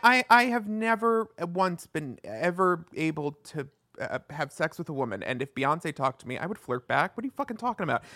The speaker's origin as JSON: {"language": "English", "area": "Long Island", "region": "New York", "country": "United States", "said": "I pronounce everything wrong. I'm from Long Island."}